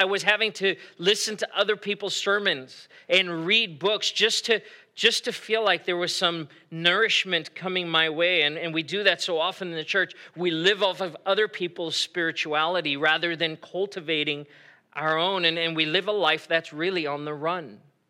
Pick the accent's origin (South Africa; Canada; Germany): South Africa; moved away as an adult; now in United States; I grew up in South Africa and I moved back to the U.S. and I was living here by myself. I was 18 years old, living on my own. My parents, my family were back in South Africa.